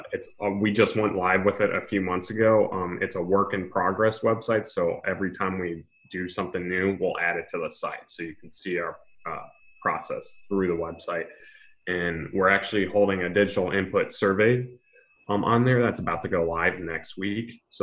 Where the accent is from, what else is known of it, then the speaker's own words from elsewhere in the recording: Mentor, Ohio, United States; moved away as an adult; now in Cincinnati, United States; I'm from Menor